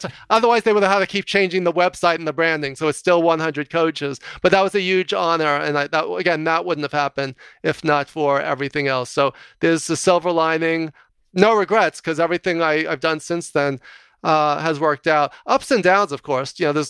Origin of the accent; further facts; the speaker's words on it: New York, United States; because I'm a New Yorker.